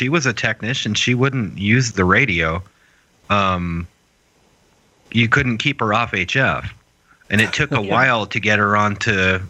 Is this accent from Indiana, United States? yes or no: no; New Hampshire, United States; moved away; our friend Matt that I grew up with in New Hampshire